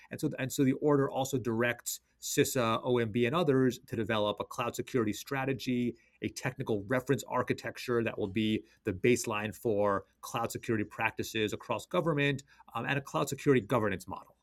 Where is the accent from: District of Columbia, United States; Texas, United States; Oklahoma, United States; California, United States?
District of Columbia, United States; Washington; my hometown Wizards